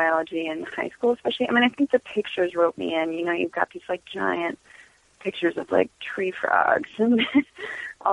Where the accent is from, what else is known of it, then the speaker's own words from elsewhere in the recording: Los Angeles, California, United States; I'm from L.A. originally.